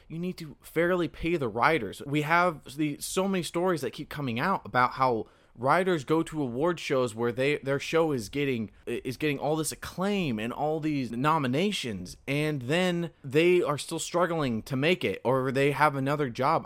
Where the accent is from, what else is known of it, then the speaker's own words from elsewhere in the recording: Central California, United States; now in Southern California, United States; I'm from Central California, where it is dry and arid, and it sucks.